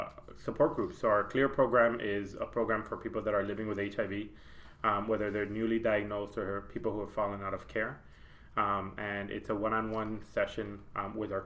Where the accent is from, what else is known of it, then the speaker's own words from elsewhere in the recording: Chicago, Illinois, United States; moved away as an adult; also born or lived in Puerto Rico; now in North Carolina, United States; I was born in Puerto Rico. And my parents moved to Chicago when I was 5 years old. So I am now 36. So Chicago's definitely was home